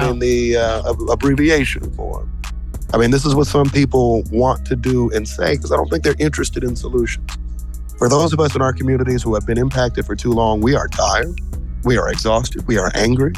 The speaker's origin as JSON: {"language": "English", "town": "Kansas City", "region": "Missouri", "country": "United States", "tie": "born or raised there", "said": "growing up in Kansas City"}